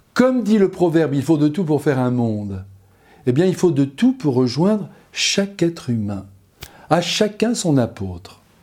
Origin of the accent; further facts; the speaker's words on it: France; Nous, chez nous, en France